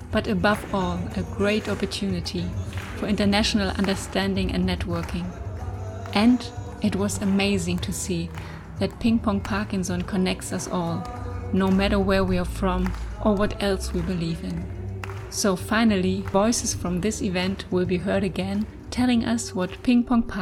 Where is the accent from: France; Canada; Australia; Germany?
Germany; I am from Germany.